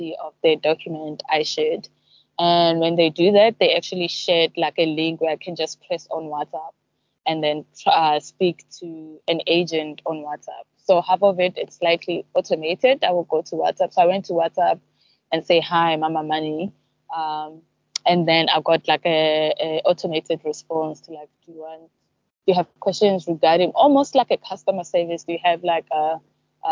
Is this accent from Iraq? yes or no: no; South Africa; now in Zanzibar, Tanzania; us in South Africa